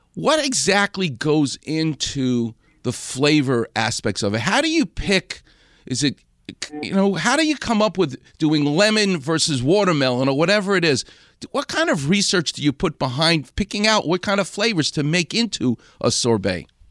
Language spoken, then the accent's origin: English; New York City, New York, United States; Far Rockaway, where where I'm from.